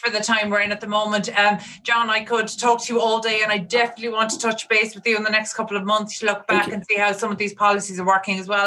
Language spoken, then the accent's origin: English; Ireland; in Ireland